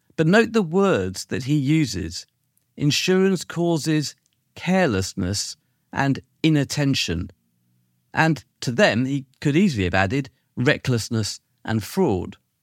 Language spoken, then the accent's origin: English; United Kingdom; as a Brit